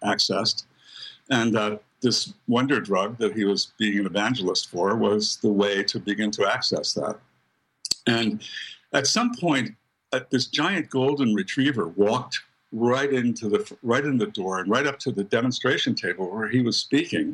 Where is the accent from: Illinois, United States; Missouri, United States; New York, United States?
New York, United States; Buffalo; I grew up in Buffalo, New York, Queen City of the Lakes, second largest city in New York State, but very, very far away from New York City, really more a Midwestern city than anything. People, the regional accent is more like people in Detroit or Chicago or something like that.